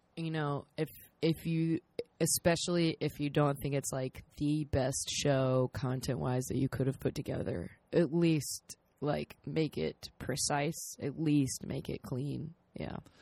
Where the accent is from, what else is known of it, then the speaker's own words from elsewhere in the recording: South Carolina, United States; we're both from South Carolina.